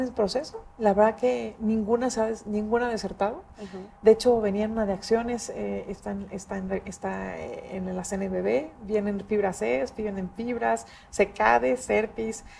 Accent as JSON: {"language": "Spanish", "country": "Mexico"}